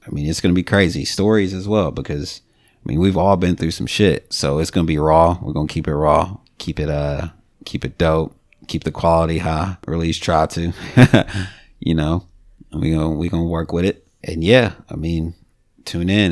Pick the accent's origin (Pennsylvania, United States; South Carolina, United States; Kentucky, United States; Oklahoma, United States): Kentucky, United States; Bowling Green; I grew up in Bowling Green.